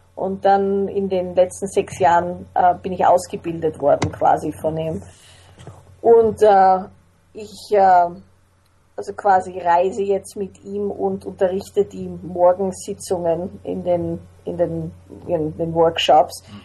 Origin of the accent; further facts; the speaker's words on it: Vienna, Austria; also born or lived in Salzburg; ich bin in Wien, in Salzburg und in Wien aufgewachsen